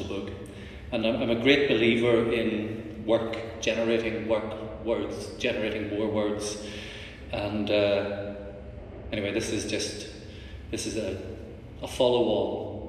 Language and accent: English; Ireland